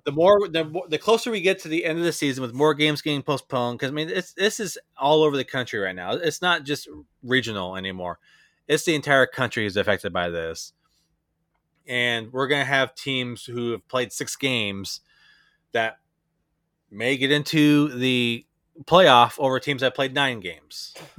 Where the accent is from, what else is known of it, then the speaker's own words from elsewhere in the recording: Bourbon, Indiana, United States; also born or lived in Dallas, Texas; I grew up in a little town called Bourbon, Indiana